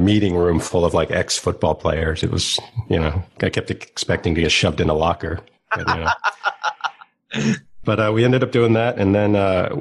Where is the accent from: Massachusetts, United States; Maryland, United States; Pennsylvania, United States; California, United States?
Massachusetts, United States; Wayland; moved away as an adult; also born or lived in Boston / New York; I actually grew up in a town called Wayland, Massachusetts, and then I was in the Boston area for a while